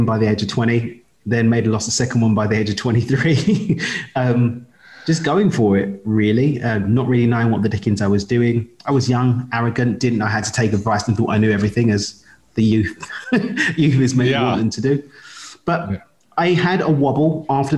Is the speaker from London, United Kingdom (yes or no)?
yes; London, United Kingdom; moved away; I'm from East London in the UK, but I call Carbo home